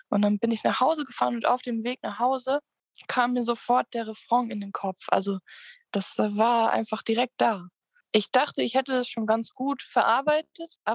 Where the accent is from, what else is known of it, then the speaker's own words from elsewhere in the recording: Krefeld, North Rhine-Westphalia, Germany; nachdem ich ähm, in meiner Heimatstadt Krefeld war zu Besuch